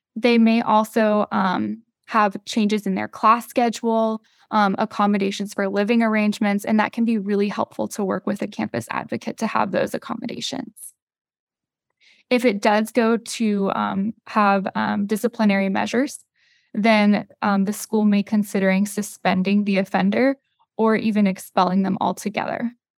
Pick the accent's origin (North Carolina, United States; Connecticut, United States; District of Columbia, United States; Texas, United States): North Carolina, United States; I'm from North Carolina